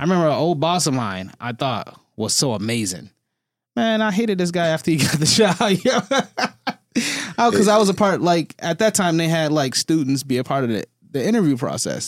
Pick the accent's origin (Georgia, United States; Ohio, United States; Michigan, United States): Michigan, United States; Detroit; moved away as an adult; now in Toronto, Canada; I grew up in Detroit. I grew up on the east side of Detroit, went to university there, and then I moved to Toronto